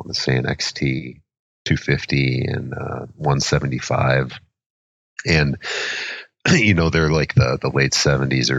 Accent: Minnesota, United States; I am born and raised in Minnesota, currently living in Excelsior, Minnesota

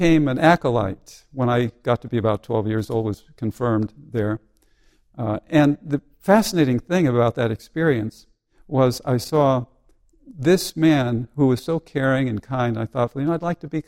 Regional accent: Seymour, Connecticut, United States; Seymour, Connecticut was the place where I grew up

